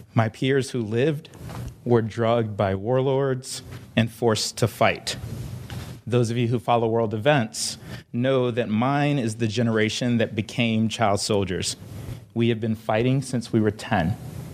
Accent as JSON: {"language": "English", "country": "Liberia", "tie": "born or raised there", "moved": "yes", "said": "I am from Liberia, a fiercely independent and resilient little country off of the coast of West Africa."}